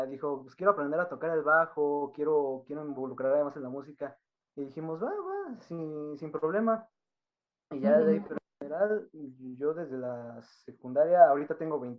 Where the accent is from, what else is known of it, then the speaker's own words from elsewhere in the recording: Atizapán de Zaragoza, State of Mexico, Mexico; sí somos aquí de México, del, estado. del estado de México.